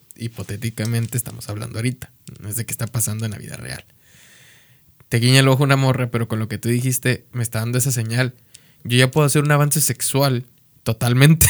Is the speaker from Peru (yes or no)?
no; Mexico; siendo mexicano